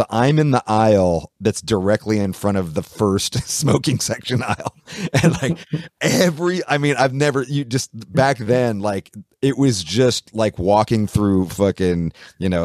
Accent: Oakland, California, United States; we're from Oakland, so we're from the Bay Area, so we're 6 hours north of Los Angeles.

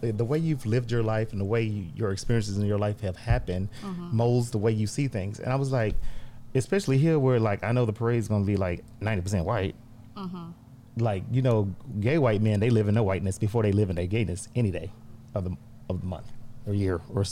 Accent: Houston, Texas, United States; I was born and raised in Fifth Ward. I still live in Fifth Ward.

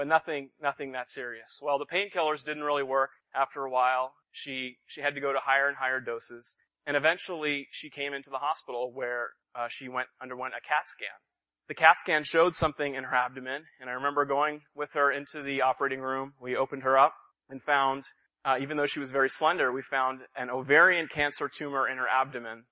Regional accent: Los Angeles, California, United States; moved away as an adult; now in Boston, United States; I'm ethnically Indian, though I was born and raised in Southern California in the Los Angeles area

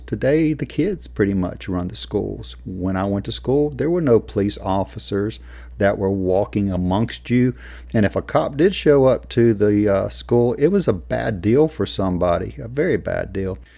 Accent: United States; as an American

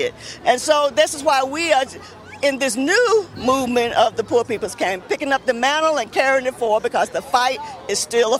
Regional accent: Birmingham, Alabama, United States; So I'm here coming from Birmingham, Alabama, growing up in segregated South

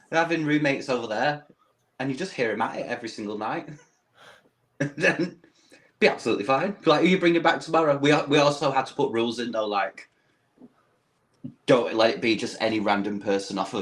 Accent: United Kingdom; accent: British; as a Brit

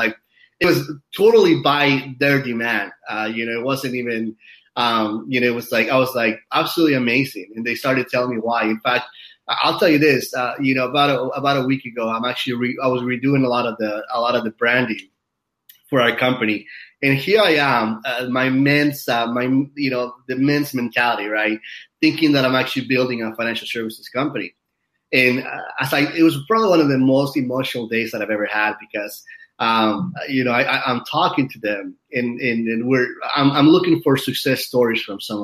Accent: Utah, United States; now in Hollywood Hills, United States; I grew up in Utah for a few years in my life

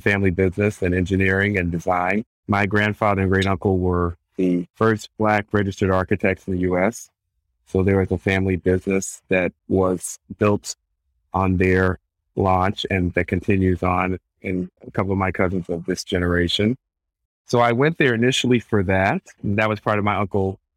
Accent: Nashville, Tennessee, United States; I grew up in Nashville, Tennessee

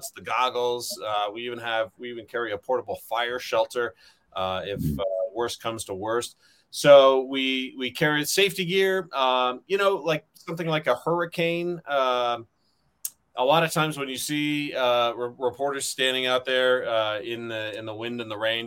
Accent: Riverside, California, United States; my hometown of Riverside, California

